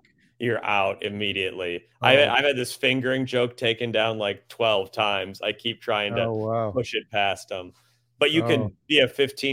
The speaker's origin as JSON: {"language": "English", "region": "Minnesota", "country": "United States", "moved": "as an adult", "lives_now": "New York, United States", "said": "I'm from Minnesota, so he was kind of the hometown hero"}